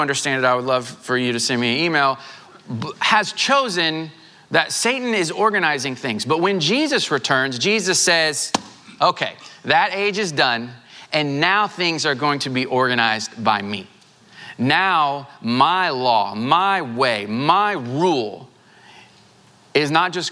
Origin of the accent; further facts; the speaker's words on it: Southwest Missouri, United States; now in Houston, United States; I grew up in Southwest Missouri.